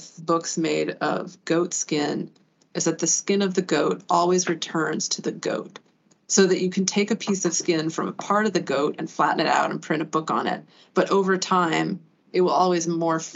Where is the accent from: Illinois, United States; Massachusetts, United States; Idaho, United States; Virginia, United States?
Idaho, United States; Boise; now in New York, United States; I grew up in Boise, Idaho